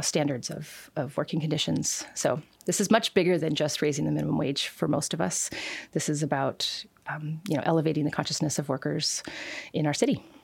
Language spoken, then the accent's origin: English; Seattle, Washington, United States; also born or lived in Kent, Washington; now in Renton, United States; I was born in Renton. I, I lived in South Park, Seattle growing up